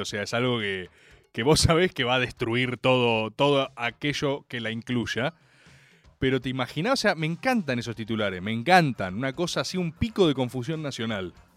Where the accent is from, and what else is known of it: Argentina